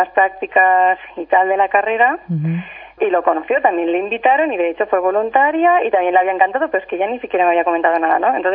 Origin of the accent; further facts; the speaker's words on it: Valencia, Valencian Community, Spain; now in Germany; yo no sé por qué estoy aquí en Alemania, si yo soy de Valencia y sé que mi sitio es Valencia